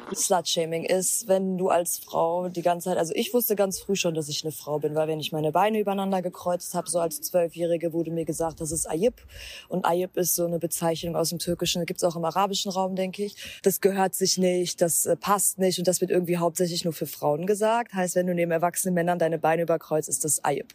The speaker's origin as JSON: {"language": "German", "town": "Gelsenkirchen", "region": "North Rhine-Westphalia", "country": "Germany", "tie": "born or raised there", "moved": "as an adult", "lives_now": "Berlin, Germany", "said": "geboren und aufgewachsen in Gelsenkirchen im Ruhrgebiet, also ich bin eine Pottperle durch und durch"}